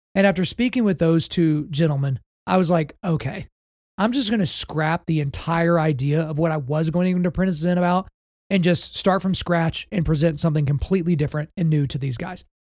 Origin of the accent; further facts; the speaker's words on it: Oklahoma, United States; I'm from Oklahoma, but I'm not about to be a Southern Baptist here